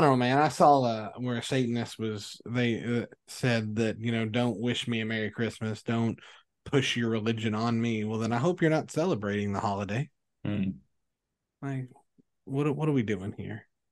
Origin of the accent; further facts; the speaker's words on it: Kentucky, United States; I'm from Kentucky